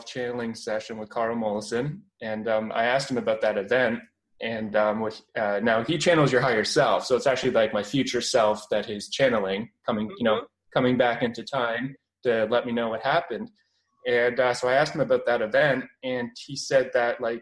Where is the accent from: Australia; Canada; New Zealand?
Canada; Cambridge, Ontario; accent: Canadian; now in London, Canada; I'm from Ontario, Canada, and right now I'm living in London. But I grew up in Cambridge, Ontario